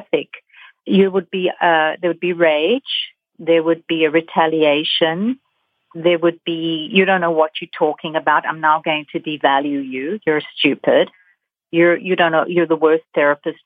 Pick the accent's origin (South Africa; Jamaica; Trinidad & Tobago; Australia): South Africa; moved away; I'm from South Africa. I've seen this happen in Africa. I've lived in a fascist country